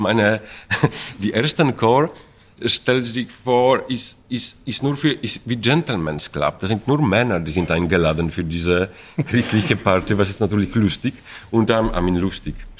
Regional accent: Poland; German is a second language; moved away; ich komme aus Polen

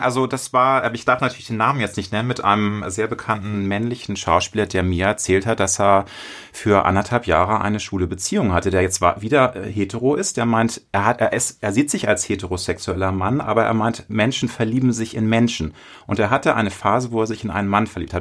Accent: Hamburg, Germany; Ich bin in Hamburg geboren. Ich bin großstädtisch erzogen.

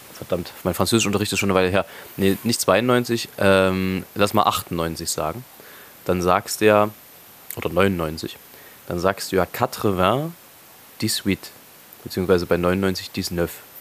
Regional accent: Leipzig, Saxony, Germany; ich so als Leipziger

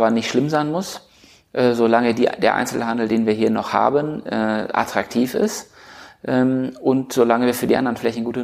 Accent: Schleswig-Holstein, Germany; wenn man Kieler und Kielern spricht und ich komme aus dem Kieler Umland, jeder hat so seine sentimentalen Geschichten

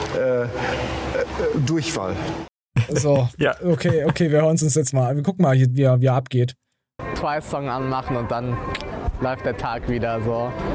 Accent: East Germany, Germany; bei uns im Osten

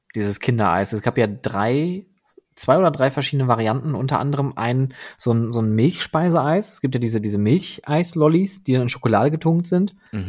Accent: Oberhausen, North Rhine-Westphalia, Germany; ich bin ja am, am Rande von Oberhausen groß geworden, direkt an der Stadtgrenze zu Duisburg

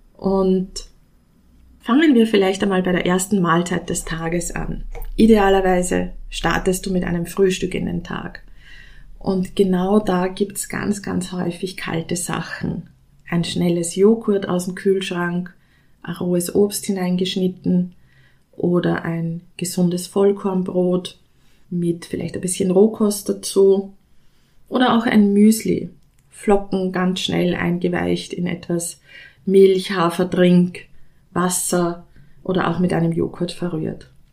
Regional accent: Austria; ich komme aus Österreich

